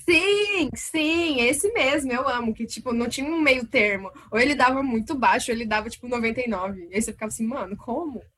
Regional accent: Londrina, Paraná, Brazil; sou de Londrina, Paraná

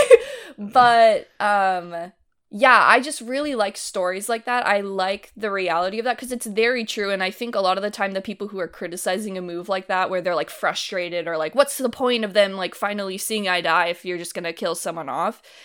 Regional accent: Livermore, California, United States; where I grew up

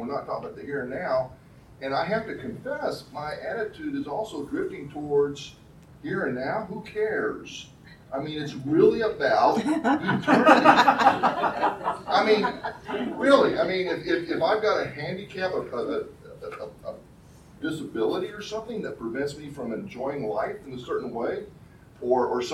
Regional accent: the Metroplex, Texas, United States; we were born and raised in the Metroplex

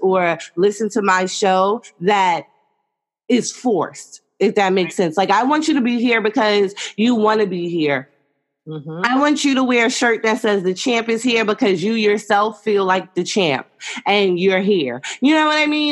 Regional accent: New York City, New York, United States; I'm from New York City

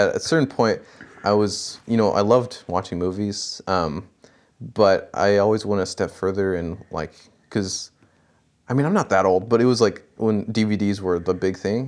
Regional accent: Kent, Washington, United States; also born or lived in El Paso, Texas / Newberg, Oregon; my immediate family moved to Washington and stayed in Kent for most of the time

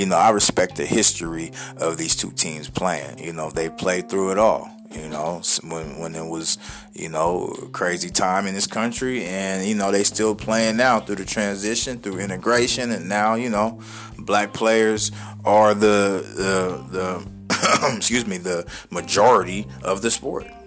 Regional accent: San Diego, California, United States; now in Kansas City, United States; my hometown, San Diego, California

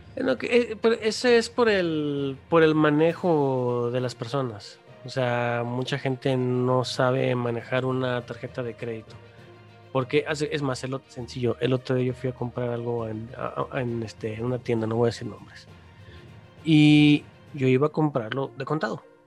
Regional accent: Mexico; ya vivimos los mexicanos

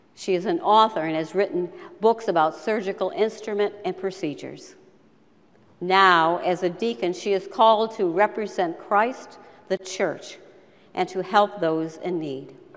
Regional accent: Rochester, New York, United States; I was born in 1946 in Rochester, New York

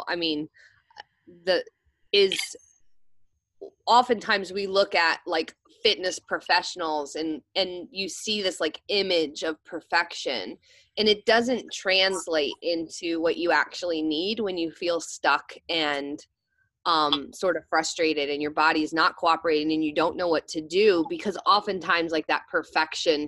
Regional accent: Maryland, United States; moved away as an adult; I moved back home to my hometown in Maryland

